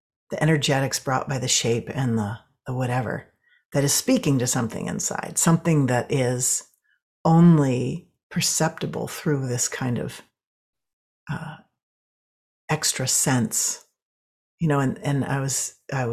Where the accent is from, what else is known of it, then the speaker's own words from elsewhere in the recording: New England, United States; now in New Mexico, United States; And I grew up in New England, where you just see a strip of sky up above, you know.